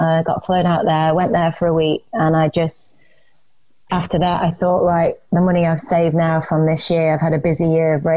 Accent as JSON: {"language": "English", "country": "Isle of Man", "moved": "yes", "said": "I'm originally from the Isle of Man, so I found myself moving back there."}